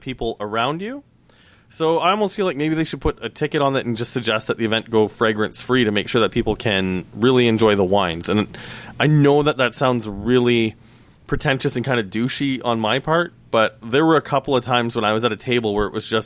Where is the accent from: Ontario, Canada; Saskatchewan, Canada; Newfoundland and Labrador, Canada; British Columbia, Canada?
Saskatchewan, Canada; now in Toronto, Canada; Growing up in Saskatchewan